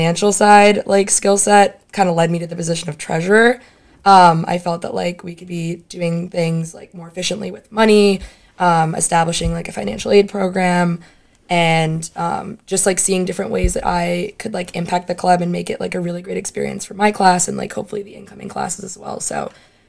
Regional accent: South Florida, United States; moved away as an adult; I'm from South Florida

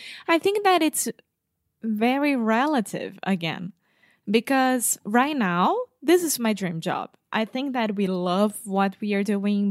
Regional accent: Brazil; I'm from Brazil, 29 years old

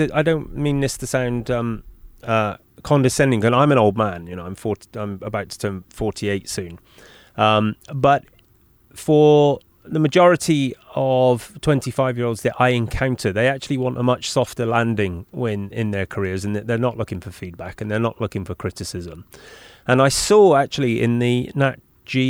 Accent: Bristol, South West England, United Kingdom; That's my hometown. I grew up in Bristol.

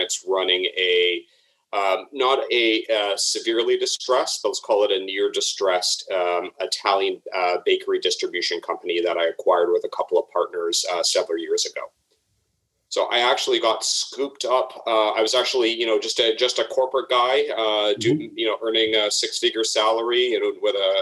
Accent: Toronto, Ontario, Canada; moved away; also born or lived in Chicago; Well, I'm originally from Toronto. I'm kind of half Toronto, half Chicago, but stuck here in Toronto

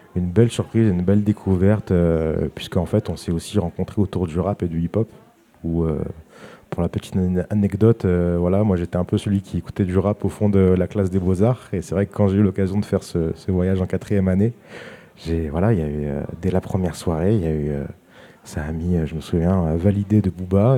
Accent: Saint-Étienne, Auvergne-Rhône-Alpes, France; je suis, né en France, j'ai grandi à Saint-Étienne

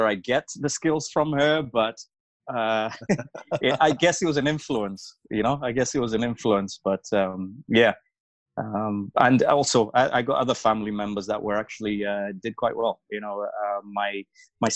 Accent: Wales, United Kingdom; also born or lived in Mufulira, Zambia / Malawi; I'm from here, I grew up in Wales, but I was born in Zambia

